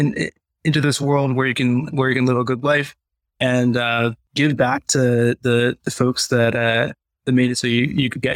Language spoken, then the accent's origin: English; Richmond, Virginia, United States; also born or lived in Chicago / Vermont / Boston / New Hampshire; and then Virginia by the time I turned 5